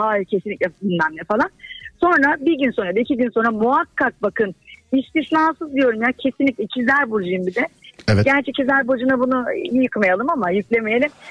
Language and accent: Turkish; Çorum Province, Turkey; ben Çorumluyum